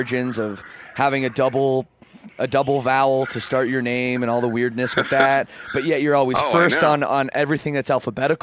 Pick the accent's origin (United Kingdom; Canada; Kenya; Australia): Canada; Toronto, Ontario; I'm from Toronto